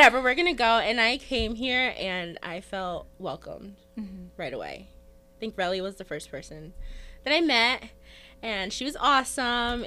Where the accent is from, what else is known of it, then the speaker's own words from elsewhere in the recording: United States; I grew up here in Colony